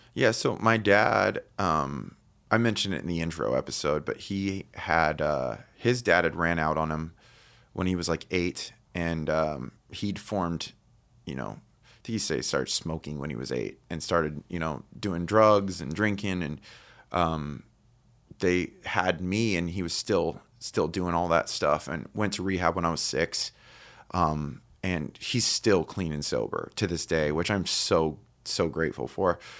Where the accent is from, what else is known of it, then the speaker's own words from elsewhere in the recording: Highland, California, United States; also born or lived in Redlands, California; I was born in Redlands, but I grew up in, um, s, we, when I was two, we moved into a house in, in Highland.